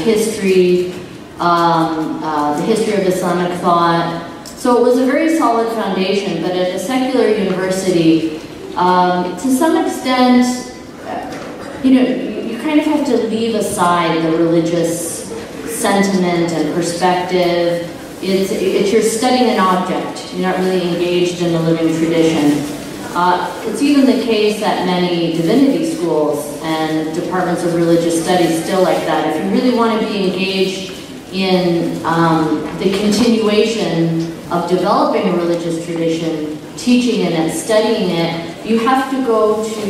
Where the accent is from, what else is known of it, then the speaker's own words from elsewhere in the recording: Canada; return back to Canada, my home country